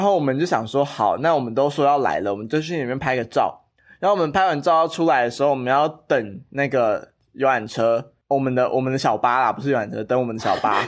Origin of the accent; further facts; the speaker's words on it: Taiwan; 我一直都跟你说我不是，然后我在台湾出生， 哦， 所以我 懂 其实大部分的亲人都在印尼。